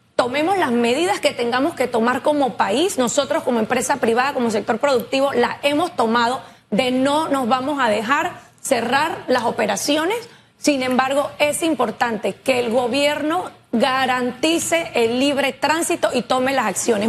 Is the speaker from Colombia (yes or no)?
no; Panama; como panameños